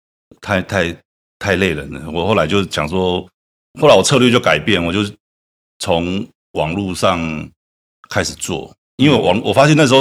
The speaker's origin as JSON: {"language": "Chinese", "region": "Changhua County", "country": "Taiwan", "said": "因为我彰化人，"}